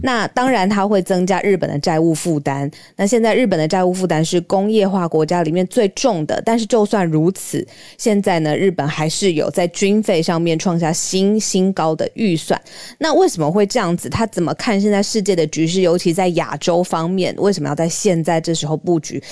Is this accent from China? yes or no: no; Taiwan; 身为台湾人